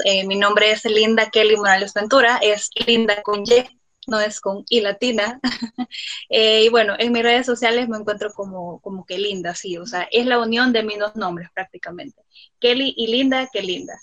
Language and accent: Spanish; El Salvador; Soy una afrodescendiente salvadoreña también, orgullosamente